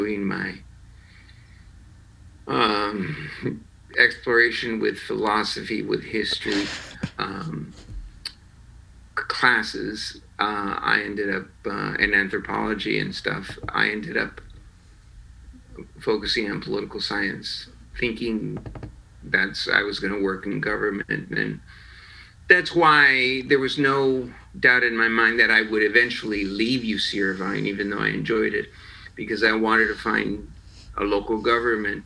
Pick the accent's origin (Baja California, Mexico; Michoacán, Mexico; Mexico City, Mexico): Baja California, Mexico; Tijuana; moved away; also born or lived in San Diego; we were born in San Diego. We grew up in Tijuana because my father decided to have a house and life in Tijuana